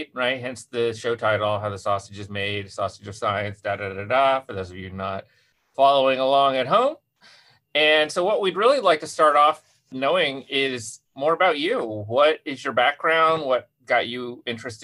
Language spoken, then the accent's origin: English; Indiana, United States; moved away as an adult; also born or lived in New York; I grew up in Indiana.